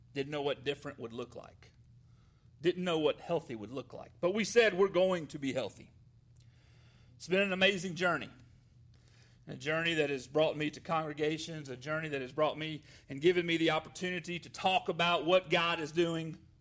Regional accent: Atlanta, Georgia, United States; moved away as an adult; also born or lived in Jefferson, Georgia; now in Decatur, Alabama, United States; I am a, a Georgia boy, uh, born in Atlanta and raised my entire life. I grew up on a farm

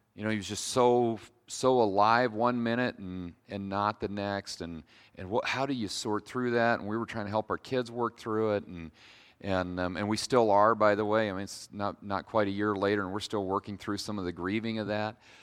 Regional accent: Kalona, Iowa, United States; also born or lived in Decatur, Iowa; I'm from Kelowna, um, so if you've hung around eastern Iowa very long, you know that Kelowna is full of Amish and Mennonites

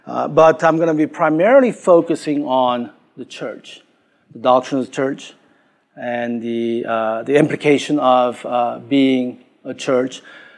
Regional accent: Queens, New York, United States; I'm from Queens, New York, you know, and it's great to be here.

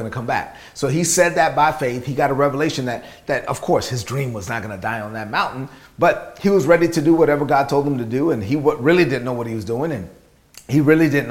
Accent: New York City, New York, United States; I grew up in Brooklyn.

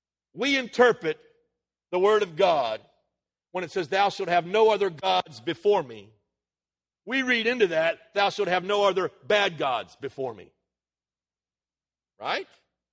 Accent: United States; born there; because I was born in America, I am endowed with certain inalienable rights

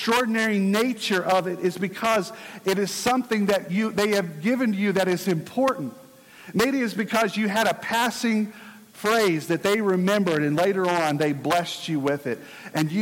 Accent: Virginia, United States; my home state, Virginia

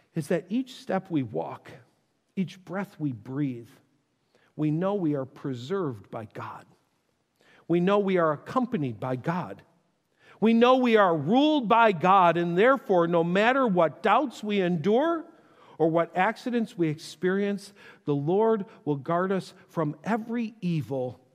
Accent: Buffalo, New York, United States; I grew up in Buffalo

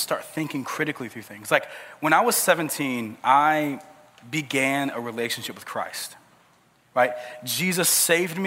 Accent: South Georgia, United States; I grew up in South Georgia

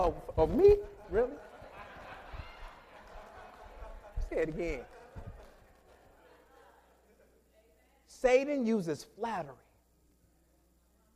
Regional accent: Michigan, United States; moved away; I'm from Michigan

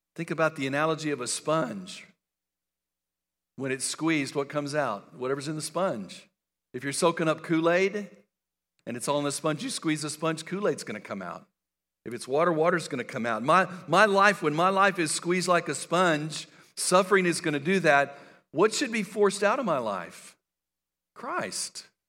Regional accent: El Paso, Texas, United States; I grew up in West Texas and El Paso

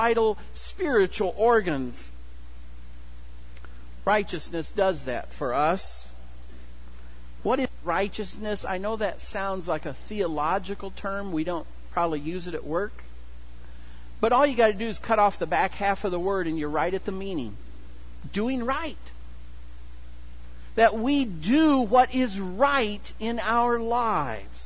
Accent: Kewanee, Illinois, United States; moved away; the farm where I grew up, and we had hogs. My hometown, Kewaunee, is actually the hog capital of the world.

